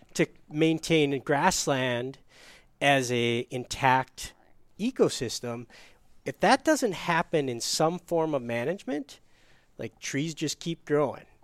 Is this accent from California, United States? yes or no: no; Upper Peninsula, Michigan, United States; so I grew up in Upper Peninsula, Michigan